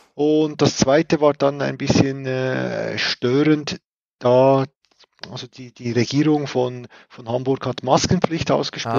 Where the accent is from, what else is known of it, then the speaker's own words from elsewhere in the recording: Switzerland; bei uns in der Schweiz